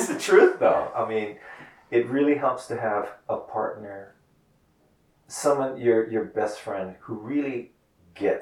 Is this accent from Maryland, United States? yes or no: no; Hawaii, United States; now in New York, United States; growing up in Hawaii